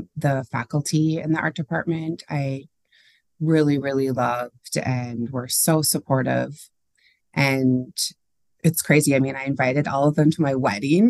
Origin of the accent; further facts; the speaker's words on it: St. Cloud, Minnesota, United States; I grew up in St. Cloud, which is about an hour north of the Twin Cities